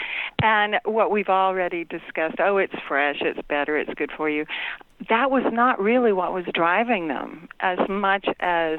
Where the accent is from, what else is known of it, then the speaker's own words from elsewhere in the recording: Gulf Coast, United States; moved away; I grew up on the Gulf Coast